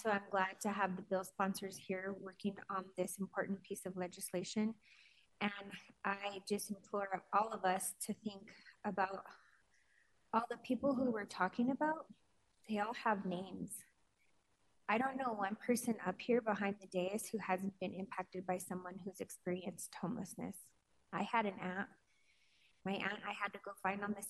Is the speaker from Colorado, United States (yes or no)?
yes; Denver, Colorado, United States; I was born and raised in Denver